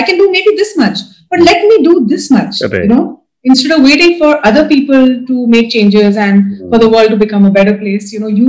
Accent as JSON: {"language": "English", "region": "Dubai", "country": "United Arab Emirates", "tie": "born or raised there", "said": "I was brought up in Dubai. So there was very little, religious or spiritual influence."}